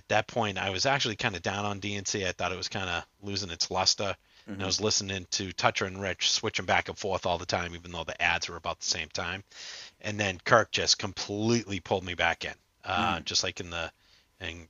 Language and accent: English; Boston, Massachusetts, United States; I'm from the Boston area